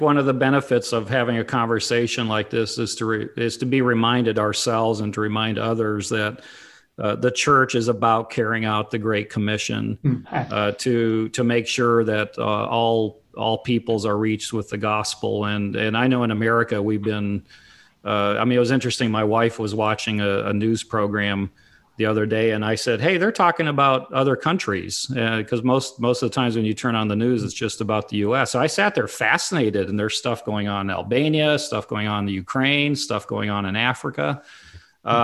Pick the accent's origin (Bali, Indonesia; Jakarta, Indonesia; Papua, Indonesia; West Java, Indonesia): Papua, Indonesia; I grew up in Papua, Indonesia, or Irian Jaya back then, and Mission Aviation Fellowship was the way that we traveled, the only way that we traveled.